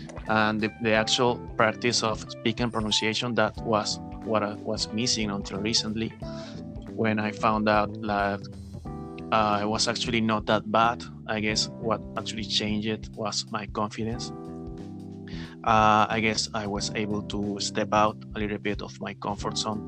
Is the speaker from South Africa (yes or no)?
no; Venezuela; English is a second language; moved away as an adult; now in Peru; I'm from Venezuela, actually. I'm living in Peru since almost a couple of years now.